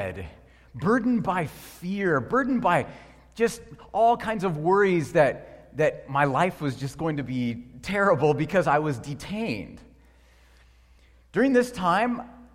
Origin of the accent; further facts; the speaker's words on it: United States; as an American